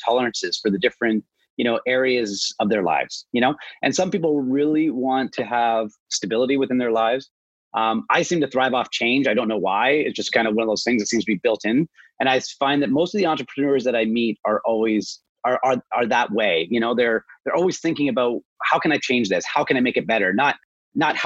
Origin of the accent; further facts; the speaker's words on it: Toronto, Ontario, Canada; also born or lived in British Columbia; I grew up kind of outside of Toronto, but I've always been around Toronto